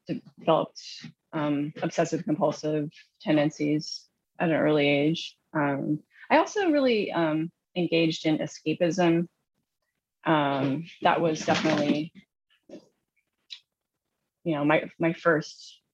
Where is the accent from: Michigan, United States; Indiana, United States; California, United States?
Indiana, United States; Southern; now in New Jersey, United States; I grew up in Southern Indiana